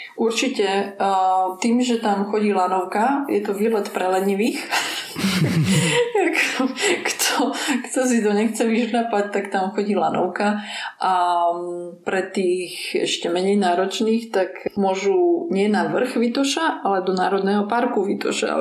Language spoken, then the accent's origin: Slovak; Slovakia; also born or lived in Ukraine (ancestry); ja som Ukrajinka pôvodom, hoci Aha. som sa narodila na Slovensku